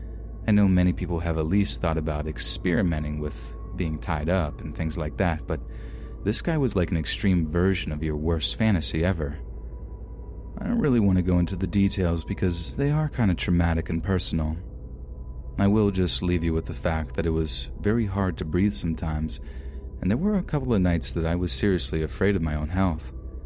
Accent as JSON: {"language": "English", "region": "Southern United States", "country": "United States", "tie": "born or raised there", "lives_now": "Portland, United States", "said": "I had a really hard time growing up seeing as I was raised in the Bible Belt. My parents literally told me that they would rather me dead than be what I was."}